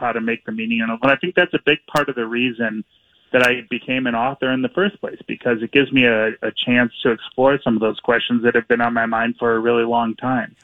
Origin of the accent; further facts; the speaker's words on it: Minneapolis, Minnesota, United States; I grew up here in Minneapolis and mm-hmm. and have lived here for just about my whole life.